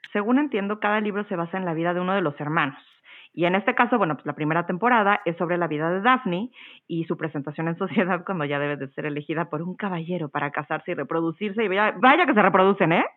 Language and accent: Spanish; Mexico; soy mexicana y yo crecí viendo telenovelas